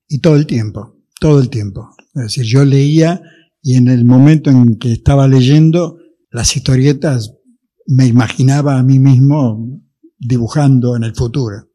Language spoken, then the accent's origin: Spanish; Buenos Aires, Argentina; Yo en esa época vivía cerca de Retiro, digamos, más o menos por Carlos Pellegrini y Juncal